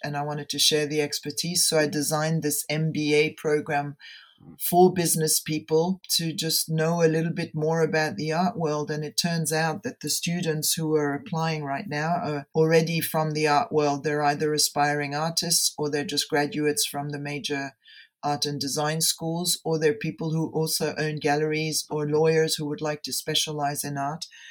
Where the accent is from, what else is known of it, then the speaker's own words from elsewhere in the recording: Geneva, Switzerland; also born or lived in Denver; I returned to my hometown, Geneva, in Switzerland